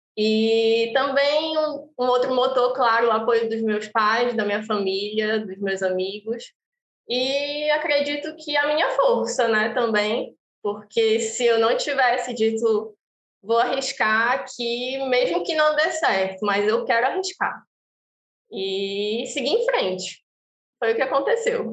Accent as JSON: {"language": "Portuguese", "region": "Pará", "country": "Brazil", "also_born_or_lived": "Acre", "moved": "yes", "lives_now": "Fortaleza, Brazil", "said": "eu sou paraense, mas já me sinto um pouco cearense, porque eu moro aqui há mais ou menos 12 anos"}